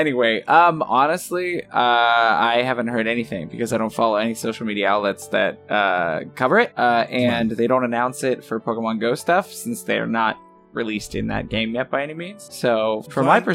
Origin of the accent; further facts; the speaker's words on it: Kansas, United States; I'm from Kansas